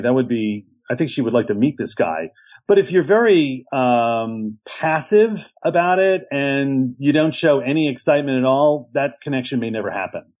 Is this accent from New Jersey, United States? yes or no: no; New York City, New York, United States; I grew up in New York City.